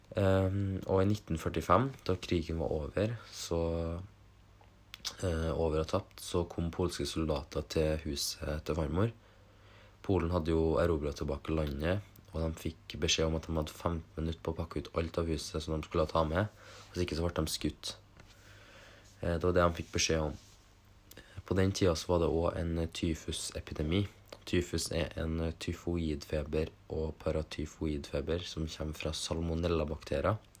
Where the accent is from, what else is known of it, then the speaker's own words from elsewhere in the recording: Norway; vi vokste opp i Norge